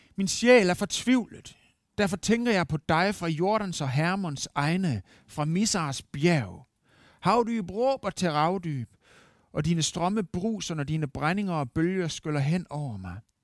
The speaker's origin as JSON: {"language": "Danish", "country": "Denmark", "said": "som dansker"}